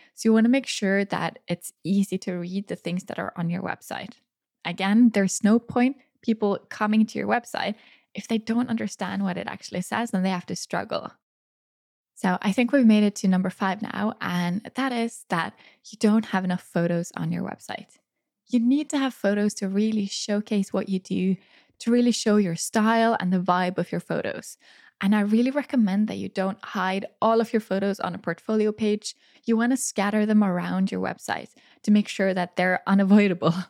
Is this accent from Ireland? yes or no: no; Norway; photograph their wedding right here in my hometown